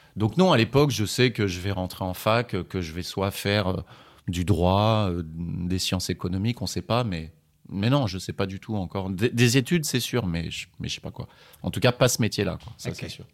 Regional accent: France; je suis je suis français

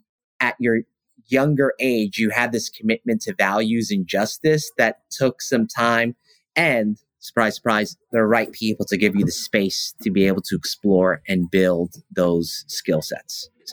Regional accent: East Flatbush, New York, United States; born there; I was born in East Flatbush. I was born in Kings County Hospital

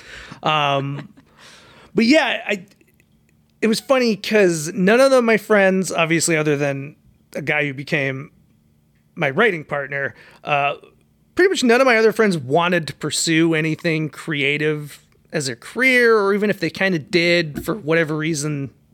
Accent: Bloomington, Minnesota, United States; now in Los Angeles, United States; I grew up in a couple different suburbs of Minneapolis, Minnesota. Probably the one that I lived the longest is called Bloomington

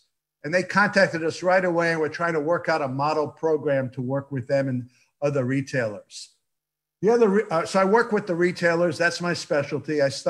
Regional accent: New York, United States; first language Yiddish; English is a second language; now in Los Angeles, United States; I'm a New Yorker. I'm an LA transplant.

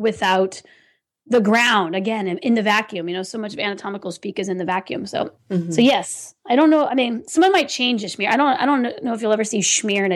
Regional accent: California, United States; I'm from California

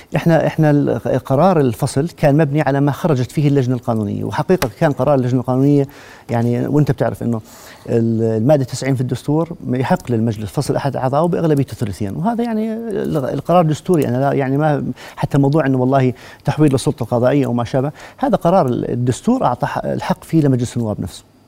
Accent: Jordan; احنا كلنا اردنيين

